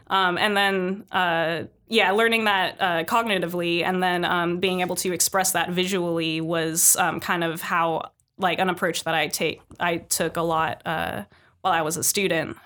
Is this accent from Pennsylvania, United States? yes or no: no; San Jose, California, United States; moved away as an adult; being born and raised in San Jose